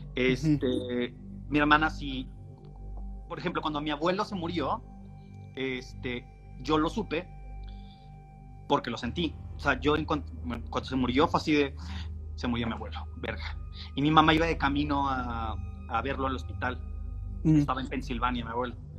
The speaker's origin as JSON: {"language": "Spanish", "town": "Hermosillo", "region": "Sonora", "country": "Mexico", "said": "somos de Hermosillo"}